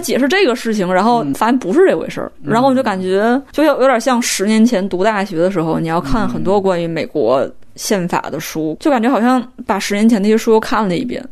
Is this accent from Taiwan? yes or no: no; China; 我作为一个中国人